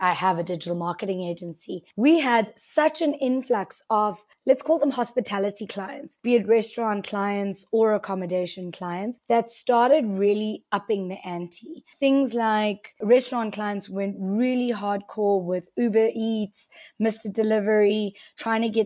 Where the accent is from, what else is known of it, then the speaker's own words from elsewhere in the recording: South Africa; as a South African